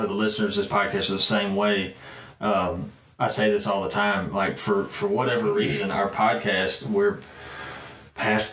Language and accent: English; Brandon, Mississippi, United States; I grew up in Brandon, Mississippi